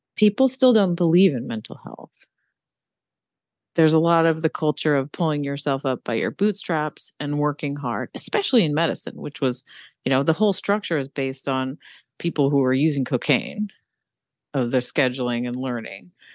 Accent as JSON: {"language": "English", "region": "Pacific Northwest", "country": "United States", "also_born_or_lived": "Utah", "moved": "yes", "lives_now": "Charlotte, United States", "said": "right now, I live in Charlotte, North Carolina, and we moved here from Utah not too long ago, and I'm from the Pacific Northwest"}